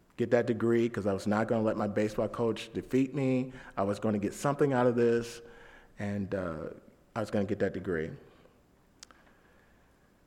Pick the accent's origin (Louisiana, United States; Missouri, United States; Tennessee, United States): Missouri, United States; St. Louis; I was from St. Louis